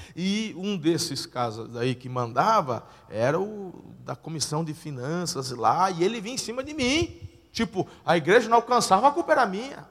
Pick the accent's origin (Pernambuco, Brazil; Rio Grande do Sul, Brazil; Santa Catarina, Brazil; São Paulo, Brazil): São Paulo, Brazil; Tupã; moved away as an adult; also born or lived in Campinas; now in Araçatuba, Brazil; Nasci na igreja lá em Tupã, interior de São Paulo, cresci ali